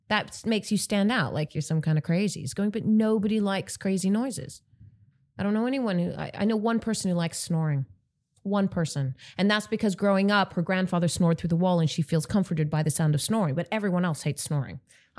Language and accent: English; Netherlands; is growing up in Holland, just going, you're normal.